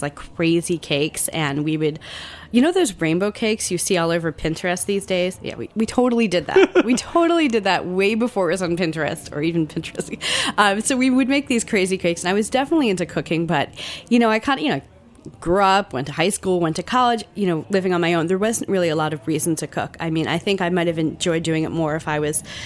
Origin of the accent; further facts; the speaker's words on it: Central New Jersey, United States; moved away; I grew up in Central Jersey.